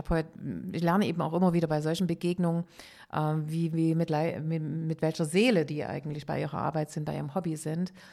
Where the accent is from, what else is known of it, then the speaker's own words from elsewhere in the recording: Amsterdam, North Holland, Netherlands; Ich komme aus Amsterdam und insofern freue ich mich auf den Termin sehr.